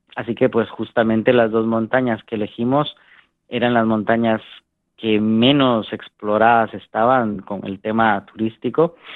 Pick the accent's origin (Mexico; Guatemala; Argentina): Guatemala; en mi país, en Guatemala, em, aprendimos a hacer montaña